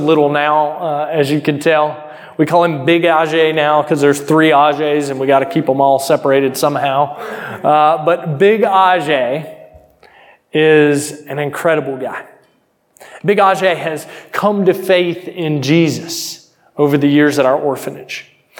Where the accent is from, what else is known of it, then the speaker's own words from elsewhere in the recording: United States; I'm from America